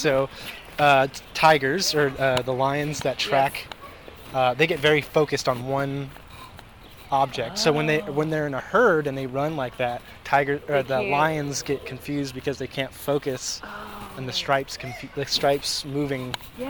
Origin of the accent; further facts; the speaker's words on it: Ridgecrest, California, United States; I am from a small town in the Mojave Desert called Ridgecrest.